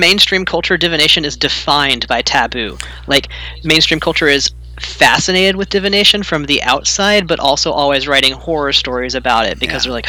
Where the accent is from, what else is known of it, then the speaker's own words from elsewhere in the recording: Louisiana, United States; now in Portland, United States; I grew up in Louisiana, so I'm kind of tied to the land there